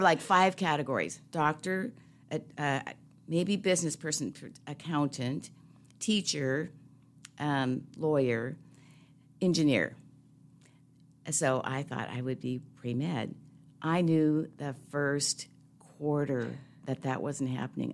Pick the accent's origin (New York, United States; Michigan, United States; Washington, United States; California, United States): Washington, United States; Seattle; I grew up, I'm a city kid, so I grew up in Seattle between Saint James Cathedral and Harborview Medical Center.